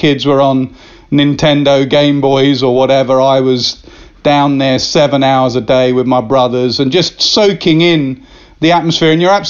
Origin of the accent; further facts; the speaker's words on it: Chennai, Tamil Nadu, India; Well, I was brought up basically at the Chepauk Stadium